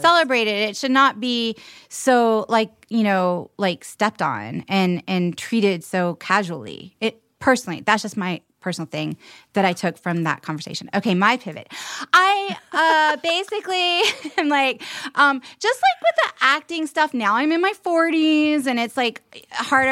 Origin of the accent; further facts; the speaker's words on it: Charleston, South Carolina, United States; growing up in Charleston